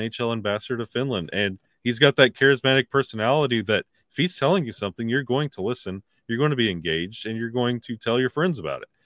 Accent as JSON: {"language": "English", "region": "the South", "country": "United States", "said": "I'm from the South"}